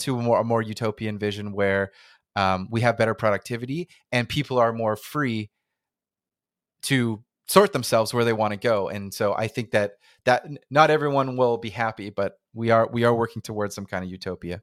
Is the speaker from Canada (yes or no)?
yes; Canada; accent: North American; I'm I'm Canadian